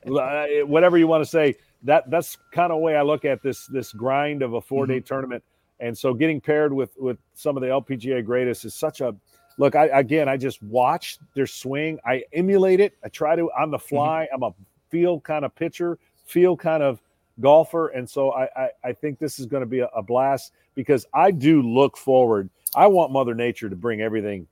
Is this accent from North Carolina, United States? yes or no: no; Michigan, United States; moved away as an adult; also born or lived in Atlanta; I grew up in Michigan